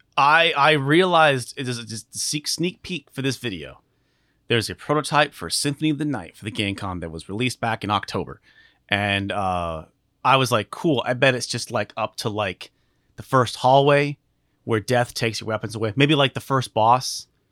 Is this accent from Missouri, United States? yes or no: no; Alaska, United States; moved away; I grew up in Alaska